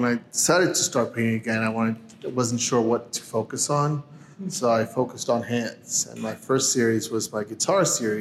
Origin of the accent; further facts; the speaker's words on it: New York, United States; first language Spanish; English is a second language; moved away as an adult; also born or lived in La Paz, Bolivia; now in Arizona, United States; I was born in La Paz, Bolivia. Moved to New York when I was about 7 or 8, and then came out to Arizona in November of 98.